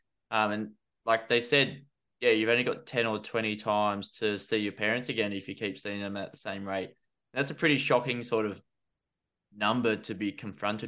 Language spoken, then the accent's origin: English; Australia; also born or lived in London; as an Aussie